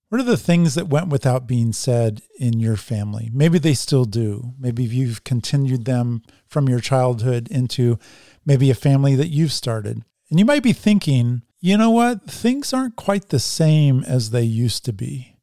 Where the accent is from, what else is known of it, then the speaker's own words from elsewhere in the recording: Oregon, United States; We're Oregonians